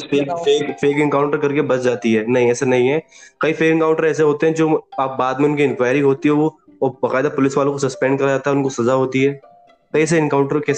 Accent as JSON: {"language": "Hindi", "region": "Uttar Pradesh", "country": "India", "said": "मैं खुद यूपी से हूँ मैं आपको ऑन ग्राउंड रेटिव बताता हूँ"}